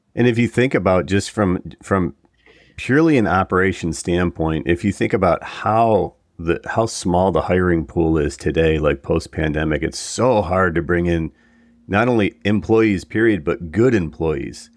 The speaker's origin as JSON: {"language": "English", "town": "Buffalo", "region": "New York", "country": "United States", "tie": "born or raised there", "moved": "as an adult", "said": "I grew up in Buffalo area, that's where I'm from, and it, you know, first twenty years of my life"}